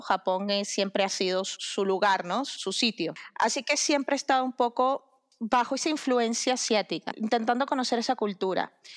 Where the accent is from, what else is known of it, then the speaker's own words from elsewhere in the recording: Venezuela; moved away; mi país de origen, soy venezolana